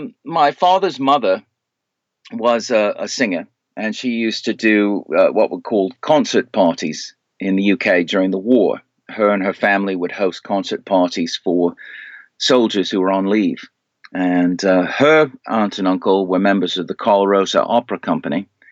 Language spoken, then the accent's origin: English; Canada; born there; also born or lived in United States / United Kingdom; Well, I was born in Canada, but I spent a great deal of my life in the U.S. and the United Kingdom.